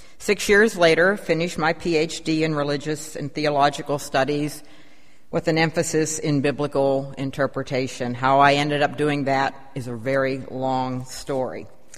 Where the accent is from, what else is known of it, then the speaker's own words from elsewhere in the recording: Pennsylvania, United States; also born or lived in Virginia / Maryland / California / Colorado; now in Shreveport, United States; And yes, I am from the North, although some might consider Western Pennsylvania the Midwest. And I got to Shreveport very circuitously via Virginia, Maryland, California, and Colorado.